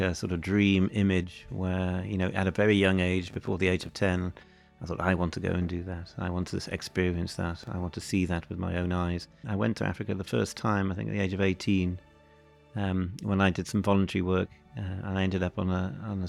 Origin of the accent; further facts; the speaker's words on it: North Wales, United Kingdom; also born or lived in Cardiff; born in Cardiff, and then my mum and dad moved up to North Wales and bought an old farmhouse on a mountain in Wales.